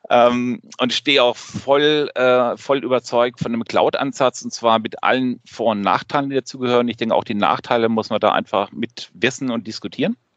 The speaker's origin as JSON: {"language": "German", "region": "Rhineland-Palatinate", "country": "Germany", "lives_now": "Schleswig-Holstein, Germany", "said": "ich komme ursprünglich aus Rheinland-Pfalz, bin aber seit Ewigkeiten Nordlicht, äh, wohne in Schleswig-Holstein, arbeite in Hamburg"}